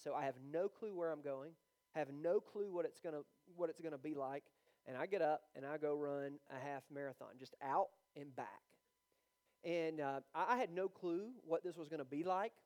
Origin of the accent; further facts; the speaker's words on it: Georgia, United States; I'm from Georgia.